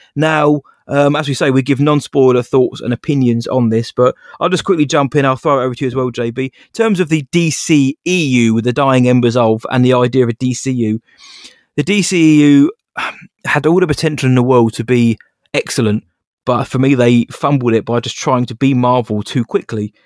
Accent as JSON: {"language": "English", "region": "England", "country": "United Kingdom", "said": "I am English"}